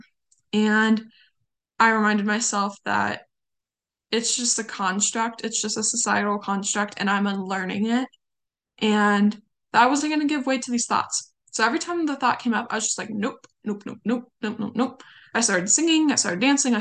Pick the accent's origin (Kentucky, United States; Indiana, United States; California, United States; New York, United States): California, United States; You can tell I'm from California. I say you guys all the time